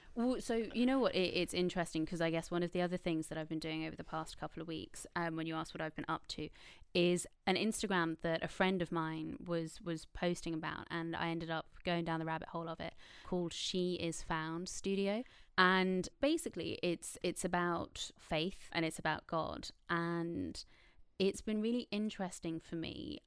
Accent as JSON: {"language": "English", "country": "Ireland", "tie": "born or raised there"}